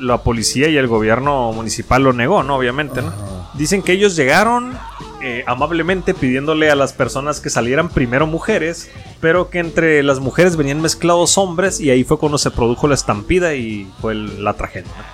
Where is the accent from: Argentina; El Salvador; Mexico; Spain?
Mexico; yo siendo mexicano